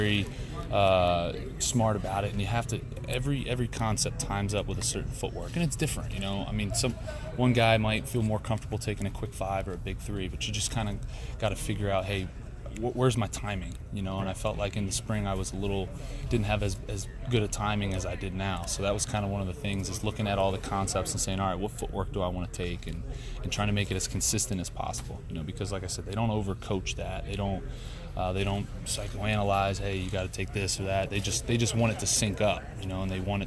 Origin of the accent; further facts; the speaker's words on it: outside of Philadelphia, Pennsylvania, United States; moved away; I grew up outside of Philadelphia